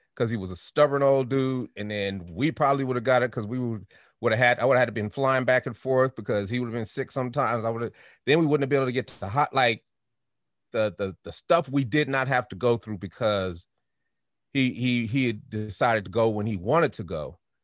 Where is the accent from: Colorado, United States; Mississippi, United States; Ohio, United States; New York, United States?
Colorado, United States; Denver; I'm from Denver